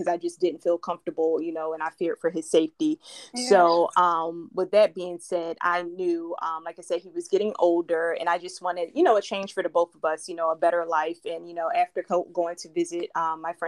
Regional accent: Philadelphia, Pennsylvania, United States; moved away as an adult; now in Florida, United States; I was born and raised in Philadelphia, in which I lived there for 30 plus years.

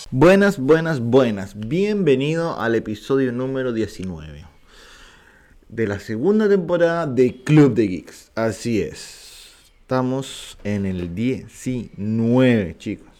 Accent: Viña del Mar, Valparaíso, Chile; Yo nací en Viña del Mar

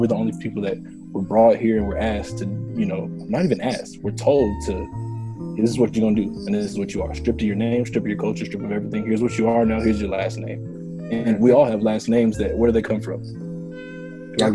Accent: United States; So I say for, you know, being Black American, it's when people are like, I'm from this country, I'm from that country. I can't pinpoint that.

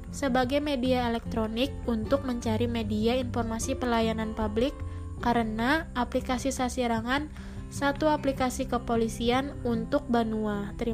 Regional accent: South Kalimantan, Indonesia; aku mau sharing-sharing sedikit nih mengenai salah satu contoh aplikasi yang ada di daerah aku, yaitu di Kalimantan Selatan.

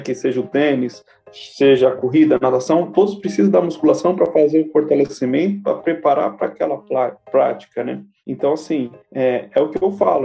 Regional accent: São Paulo, Brazil; sou de São Paulo

